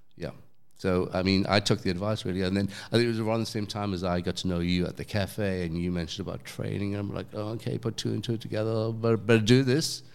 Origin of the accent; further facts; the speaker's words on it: London, United Kingdom; accent: English; moved away; I'm from London